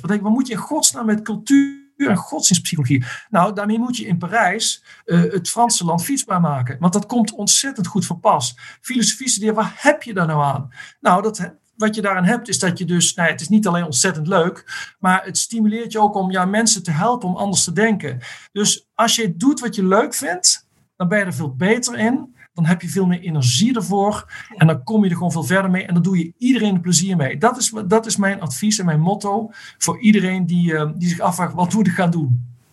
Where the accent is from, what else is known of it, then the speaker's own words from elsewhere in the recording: Netherlands; moved away; als Nederlanders